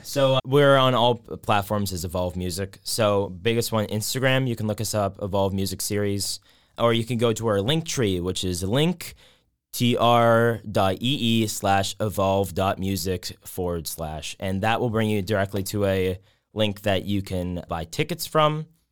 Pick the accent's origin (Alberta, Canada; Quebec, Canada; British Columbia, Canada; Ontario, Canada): Ontario, Canada; Whitby; also born or lived in Waterloo, Canada; I'm from Whitby. Um, so Durham region